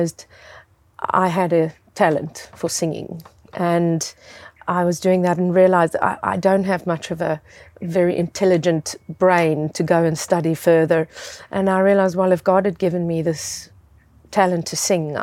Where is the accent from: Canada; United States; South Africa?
South Africa; I grew up in South Africa